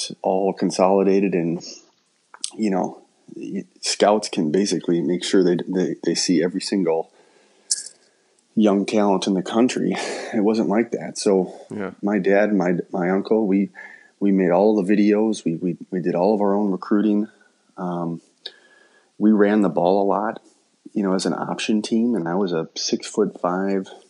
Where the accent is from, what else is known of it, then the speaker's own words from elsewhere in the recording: Hastings, Minnesota, United States; growing up in Hastings